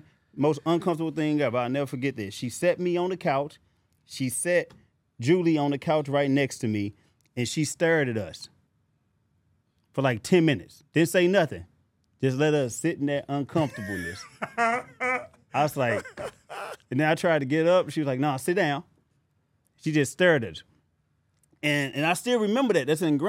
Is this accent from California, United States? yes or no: no; St. Louis, Missouri, United States; I'm from St. Louis.